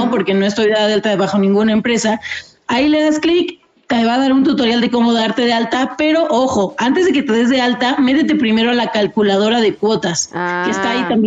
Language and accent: Spanish; Mexico City, Mexico; born there; No, pues ya confirmé con mi acta de nacimiento y nací en Ciudad de México.